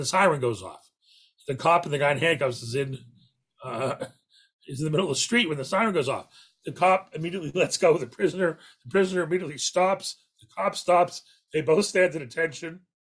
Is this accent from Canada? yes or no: yes; Canada